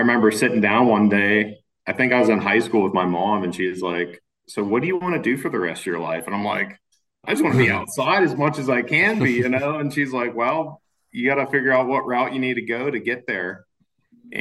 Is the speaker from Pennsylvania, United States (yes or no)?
yes; Allison Park, Pennsylvania, United States; I'm born and raised in Hampton Township, actually, Allison Park